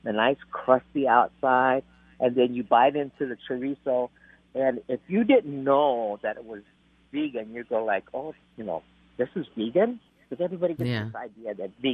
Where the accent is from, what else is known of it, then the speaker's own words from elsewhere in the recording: United States; I was born in the United States, but I have Latino, you know, American Latino roots